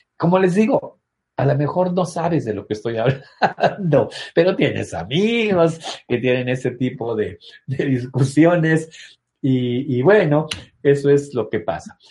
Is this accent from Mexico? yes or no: yes; Mexico; Soy mexicano.